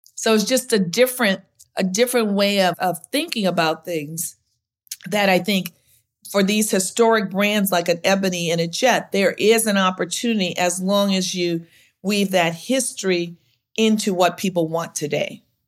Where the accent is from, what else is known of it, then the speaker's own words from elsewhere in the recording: Louisiana, United States; now in Chicago, United States; I'm from Louisiana